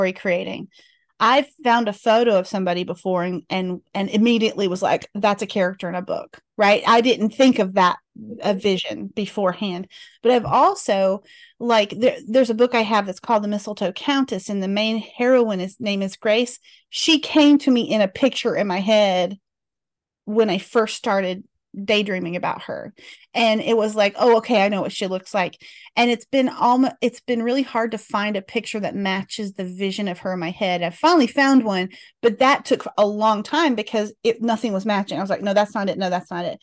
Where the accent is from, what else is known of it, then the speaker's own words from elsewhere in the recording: Mount Airy, North Carolina, United States; I grew up just a few miles from Mount Airy